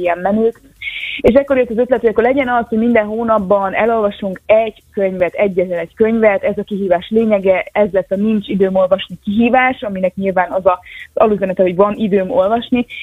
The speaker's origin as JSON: {"language": "Hungarian", "town": "Kiskunhalas", "region": "Bács-Kiskun", "country": "Hungary", "tie": "born or raised there", "moved": "as an adult", "said": "kiskorhalas nincs annyira messze, én ott születtem, ott éltem az első 18 évben"}